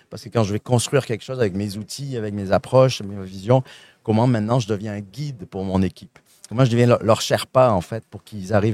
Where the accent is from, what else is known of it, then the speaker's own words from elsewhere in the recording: Quebec, Canada; accent: Saguenay; Je suis un bel exemple. Vous entendez mon petit accent du Saguenay